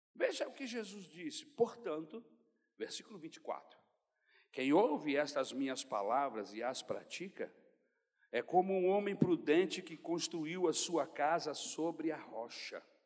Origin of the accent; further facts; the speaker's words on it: Brazil; nós que somos brasileiros